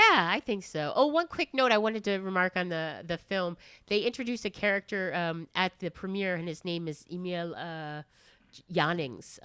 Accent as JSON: {"language": "English", "country": "Japan", "tie": "born or raised there", "also_born_or_lived": "United States", "moved": "yes", "said": "I lived in Japan for twenty years, um, and pretty much grew up there"}